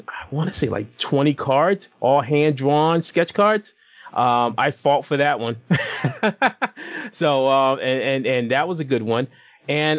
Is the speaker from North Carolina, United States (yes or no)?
no; Boston, Massachusetts, United States; now in Rhode Island, United States; I'm originally a Massachusetts boy. I grew up in Boston. But I'm currently living in the Ocean State, which would be Rhode Island